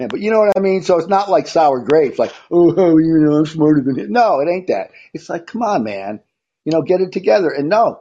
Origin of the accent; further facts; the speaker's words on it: Syracuse, New York, United States; Syracuse, my hometown